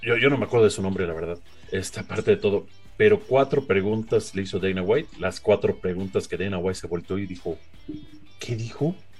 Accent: Mexico; ser acá México

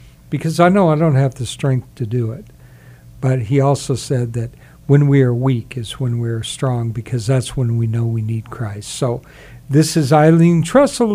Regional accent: South Carolina, United States; I was actually born in South Carolina

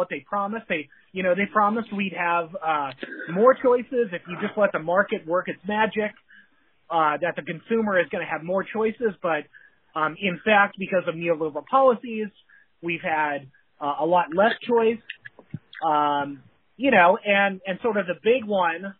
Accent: California, United States; I'm from California

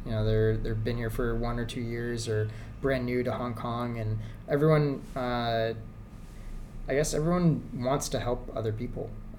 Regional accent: Southwest, United States; No, but I grew up in Southwest, so yeah, that's what I grew up on.

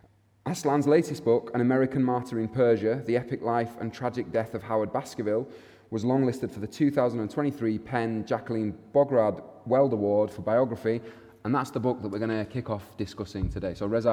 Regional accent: Bradford, Yorkshire and the Humber, United Kingdom; moved away as an adult; now in Manchester, United Kingdom; I'm a theatre maker and artist. I grew up in Bradford, but I'm based in Manchester now. So either a sellout or a Yorkshireman in exile

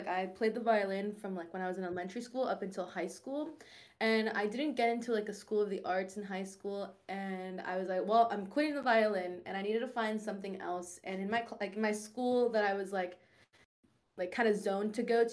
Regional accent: Orlando, Florida, United States; I'm from Orlando, senior in college

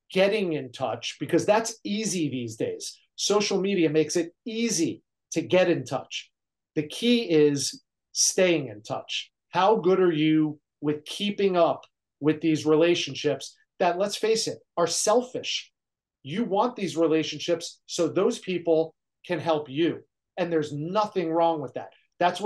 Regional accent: New Jersey, United States; moved away as an adult; also born or lived in Great Falls, Montana; I'm from New Jersey. I'm a Northeasterner. I never left that area.

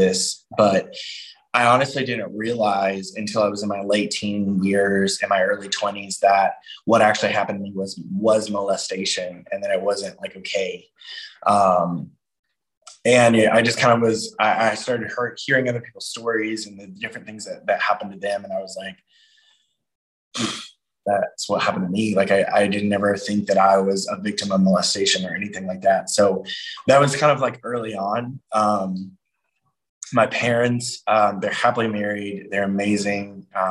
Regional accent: Georgia, United States; I grew up in Georgia

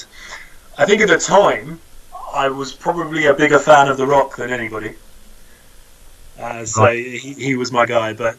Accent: United Kingdom; as a British guy

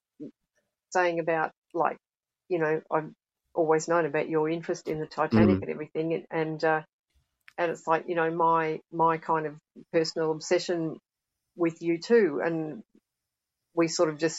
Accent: Australia; now in United Kingdom; I'm Australian

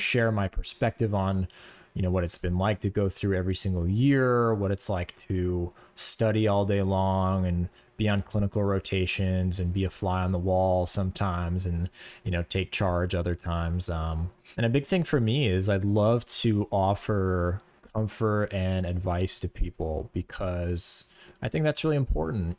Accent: Florida, United States; moved away as an adult; now in New York, United States; we're both from Florida, um, and we kinda grew up in the same area, went to the same high school

